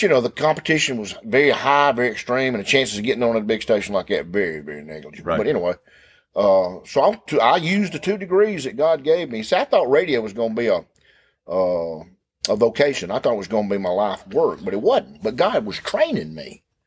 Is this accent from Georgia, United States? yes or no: yes; Clark's Chapel, near Thomaston, Georgia, United States; I grew up in Clark's Chapel.